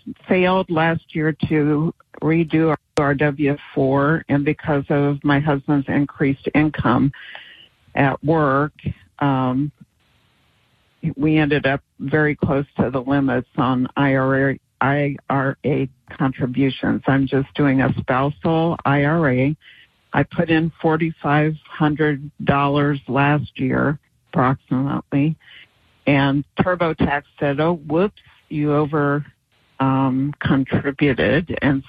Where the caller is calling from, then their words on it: Virginia, United States; from Virginia, and I'm completely confused.